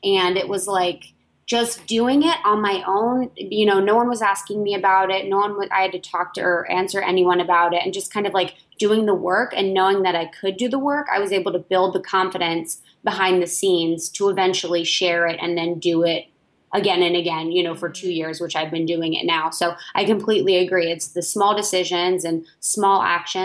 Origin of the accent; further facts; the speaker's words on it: Ohio, United States; moved away as an adult; also born or lived in Chicago / New York City; I grew up in Ohio